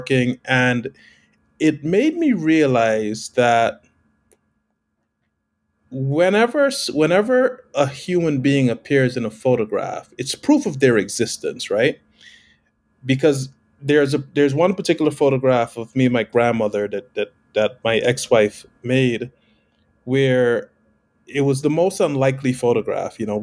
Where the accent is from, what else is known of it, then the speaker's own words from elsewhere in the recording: Guyana; moved away; I was born in South America, the only English-speaking country on the continent, called Guyana.